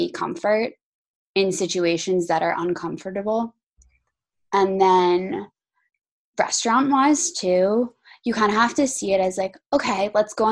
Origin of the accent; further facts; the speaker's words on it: New Jersey, United States; moved away; growing up in New Jersey